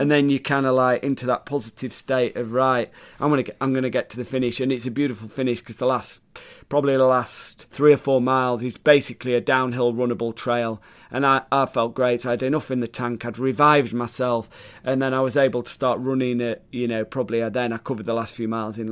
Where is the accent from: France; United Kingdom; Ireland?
United Kingdom; Sheffield, Yorkshire and the Humber; So I was part of the Sheffield team